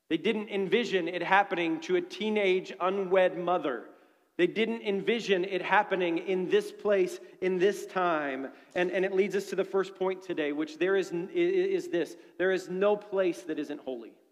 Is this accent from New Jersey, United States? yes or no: no; Dayton, Ohio, United States; I'm from Dayton, Ohio. It's a terrible, terrible place, especially right now.